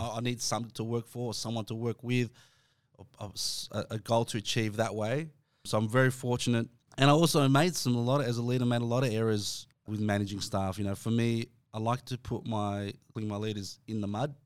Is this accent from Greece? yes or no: no; Dandenong, Victoria, Australia; I'm from Dandenong